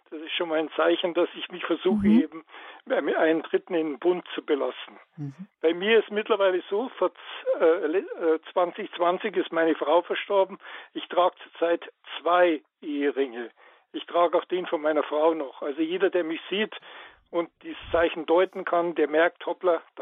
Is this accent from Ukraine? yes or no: yes; Ukraine; Ich bin, ich komme aus der Ukraine und ich bin orthodox.